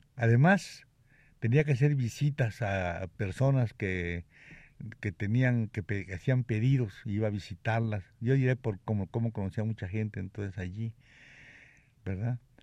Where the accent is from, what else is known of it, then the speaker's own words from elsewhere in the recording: Mexico; moved away; also born or lived in Cuba; yo no soy gallego. ¿Y qué eres? Me dijo, mexicano